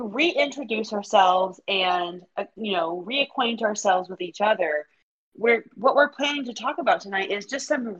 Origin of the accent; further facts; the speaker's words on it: Oklahoma, United States; moved away as an adult; also born or lived in Kansas; now in Missouri, United States; I'm from Oklahoma. I was born and raised in Oklahoma